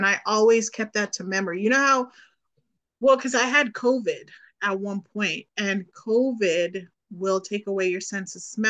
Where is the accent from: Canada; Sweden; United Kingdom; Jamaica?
Jamaica; born there; I was born in Jamaica. So